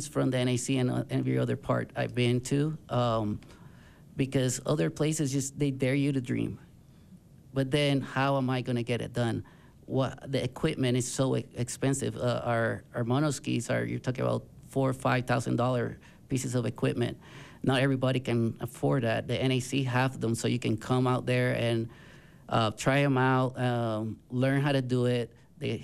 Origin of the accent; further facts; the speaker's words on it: Puerto Rico; moved away; I am originally born and raised in Puerto Rico.